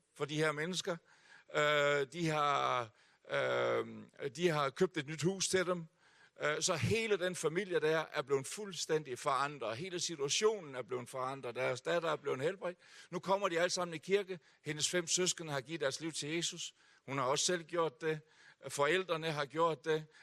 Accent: Hjørring, North Denmark Region, Denmark; also born or lived in Aalborg; jeg er født her i Aalborg. Uh, og vi boede her i tre år, inden min far, som var bagermester, havde købt et bageri oppe i Hjørring, så der er jeg vokset op

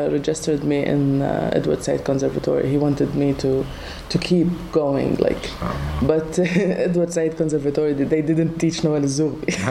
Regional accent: Palestine; moved away; also born or lived in Tunisia

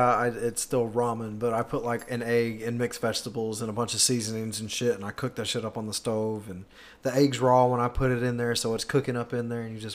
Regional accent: Chicago, Illinois, United States; moved away; also born or lived in Jonesboro; I was born here. I was born in Chicago.

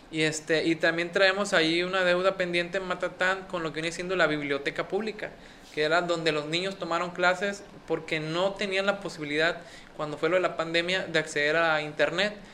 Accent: Escuinapa, Sinaloa, Mexico; yo soy de Escuinapa, soy de este pueblo.

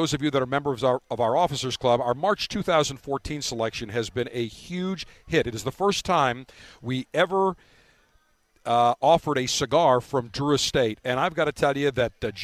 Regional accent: Buffalo, New York, United States; now in Florida, United States; Growing up in Buffalo

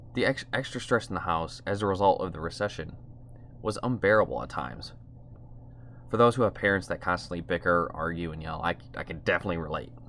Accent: outside Toledo, Ohio, United States; I grew up in a medium-sized city outside, outside of Toledo, Ohio

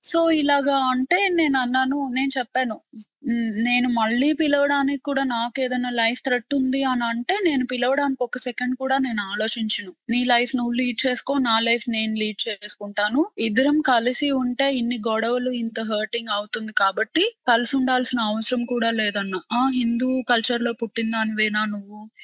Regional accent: India; moved away; చిన్నప్పటి నుంచి పెరిగిన ఇండియాలో ఫ్రెండ్స్

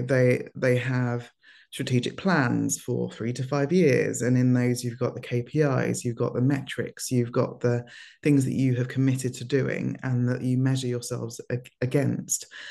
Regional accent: London, United Kingdom; also born or lived in Lagos, Nigeria; moved, um, to the U K when I was four with my parents

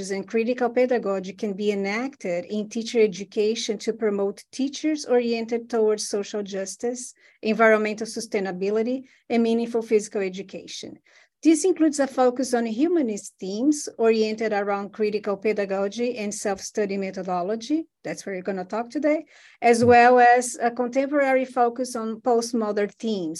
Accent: Brazil; now in Louisville, United States; I'm from Brazil originally, and I work at University of Louisville in Kentucky in the U.S.

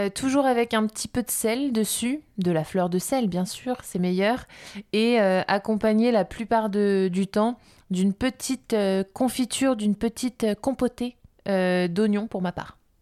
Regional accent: France; on est beaucoup de Français

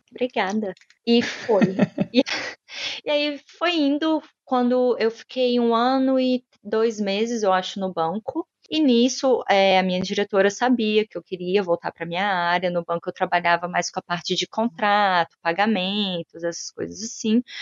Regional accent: Brazil; first language Portuguese; moved away as an adult; also born or lived in Brasília; now in London, United Kingdom; eu não vir de um país que fala inglês, que eu não sou nativa

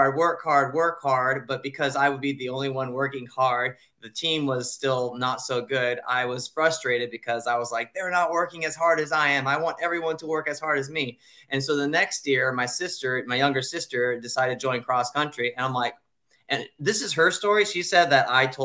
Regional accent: Japan; moved away; I'm from Japan, born and raised there. I went to an international school.

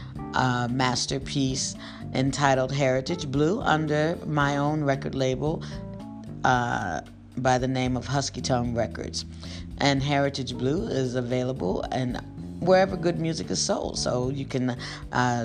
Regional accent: Bloomfield, Connecticut, United States; also born or lived in Nashville, Tennessee; born in Nashville, Tennessee, and I was raised in Bloomfield, Connecticut

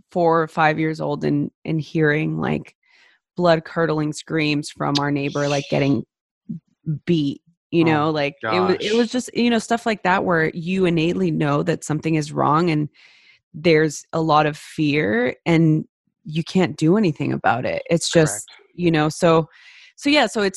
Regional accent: Los Angeles, California, United States; I grew up in East Los Angeles during the LA riots

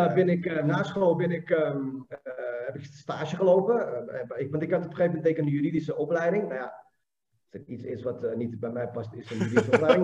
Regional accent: Amsterdam, North Holland, Netherlands; ik kom uit Amsterdam

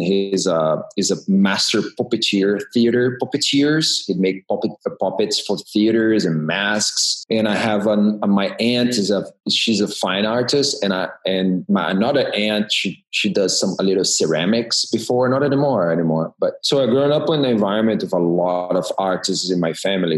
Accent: Rio de Janeiro, Brazil; moved away as an adult; also born or lived in Rotterdam, Netherlands / New York City, United States; now in California, United States; I'm originally from Brazil. I grew up in Rio de Janeiro.

